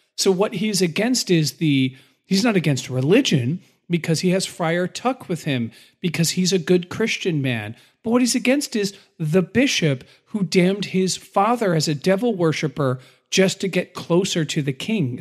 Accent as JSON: {"language": "English", "country": "United States"}